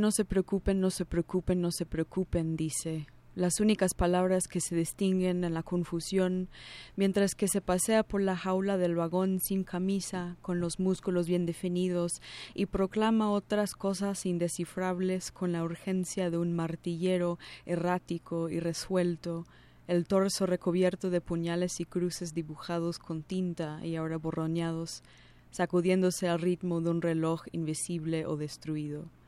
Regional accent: New Jersey, United States; first language English; Spanish is a second language; moved away as an adult; also born or lived in New York City; now in Mexico City, Mexico; nací en Nueva York, crecí en los suburbios de esa ciudad, en el estado de Nueva Jersey. Vivo en México DF desde hace unos seis años casi

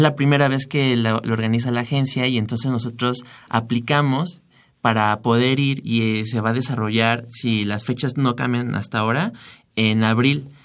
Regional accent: Mexico; somos cinco mexicanos

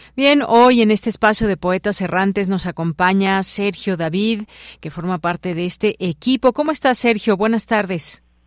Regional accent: Mexico; nos hace muy mexicanos

